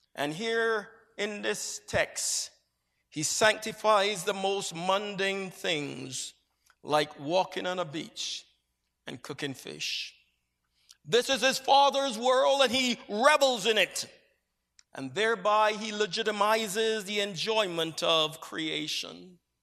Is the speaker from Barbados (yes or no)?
yes; Barbados; moved away as an adult; For the first twenty years of my life, I grew up in Barbados, an island that is set in the southeastern Caribbean Sea